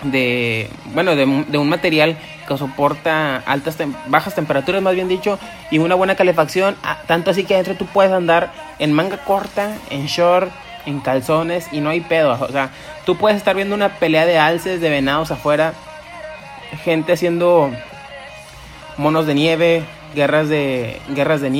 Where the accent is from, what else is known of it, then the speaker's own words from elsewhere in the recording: Monterrey, Nuevo León, Mexico; Así somos los regios siempre